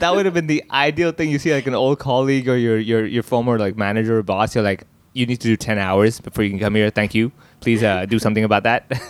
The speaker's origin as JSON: {"language": "English", "country": "Hong Kong", "tie": "born or raised there", "said": "talks about my life growing up in Hong Kong"}